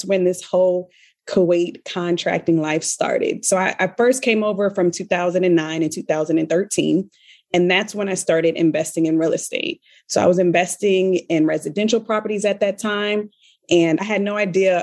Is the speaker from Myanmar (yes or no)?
no; Richmond, Virginia, United States; moved away; I'm from the Richmond, Virginia area